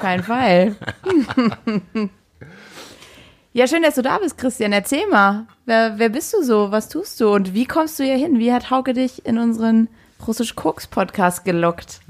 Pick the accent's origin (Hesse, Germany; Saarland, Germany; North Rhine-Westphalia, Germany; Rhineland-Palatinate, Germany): Saarland, Germany; moved away as an adult; meiner Heimat im Saarland